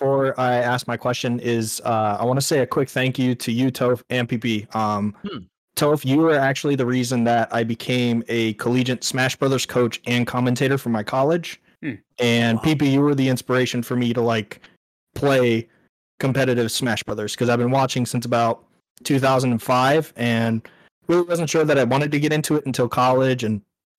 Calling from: California, United States; Hey, so I'm from Northern California.

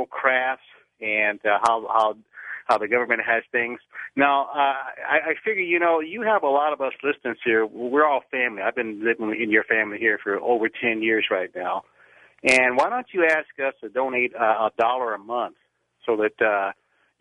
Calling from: Bakersfield, California, United States; I'm calling from Bakersfield, California.

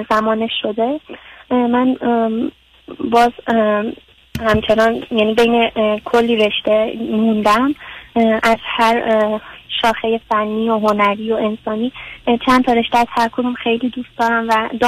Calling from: Tehran, Tehran Province, Iran; از تهران هستم

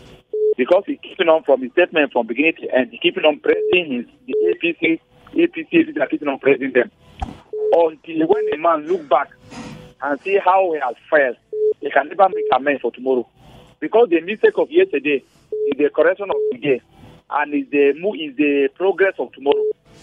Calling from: Nigeria; I'm calling from Buzabudi.

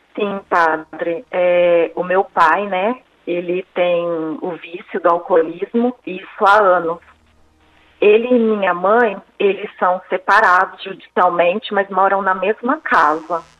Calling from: Presidente Prudente, São Paulo, Brazil; Eu falo de Presidente Prudente, interior do estado de São Paulo

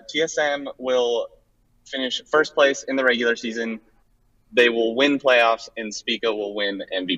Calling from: Salt Lake City, Utah, United States; Hey, calling from Salt Lake City International Airport. In my car picking up my girlfriend.

